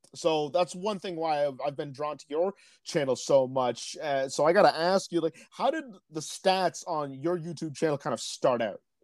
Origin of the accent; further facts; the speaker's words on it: Peterborough, Ontario, Canada; my hometown of Peterborough